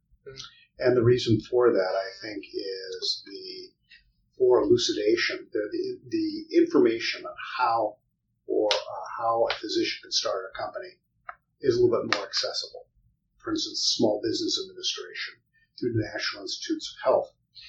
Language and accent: English; Iowa, United States; also born or lived in Washington, D.C.; And, you know, growing up in an Iowa farm